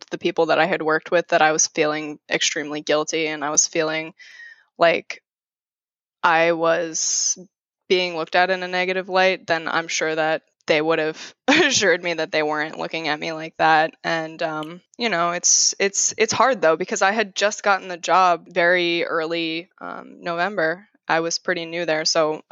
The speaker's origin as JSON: {"language": "English", "area": "Palm Beach County", "region": "Florida", "country": "United States", "tie": "born or raised there", "moved": "yes", "lives_now": "Red Bank, United States", "said": "I grew up in Palm Beach County, Florida."}